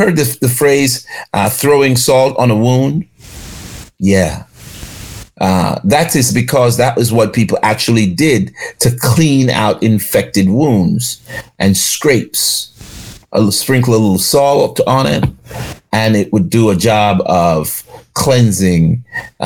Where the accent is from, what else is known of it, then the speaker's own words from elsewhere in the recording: Jamaica; now in Charlotte, United States; When I grew up in Jamaica